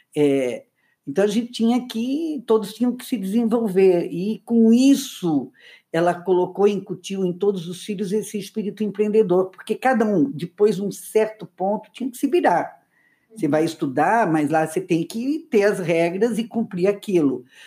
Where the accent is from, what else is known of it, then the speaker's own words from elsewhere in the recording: Luiz Alves, Santa Catarina, Brazil; nós nascemos a, a, história começa em Luiz Alves, uma cidade muito pequena